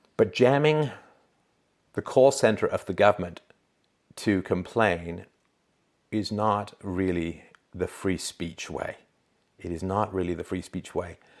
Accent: England, United Kingdom; now in Canada; growing up in England

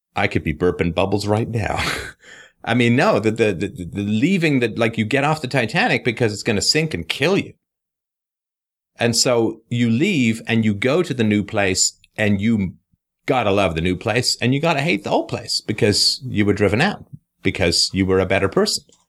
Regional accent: England, United Kingdom; moved away; also born or lived in Canada; it's thirty-eight years since I left England

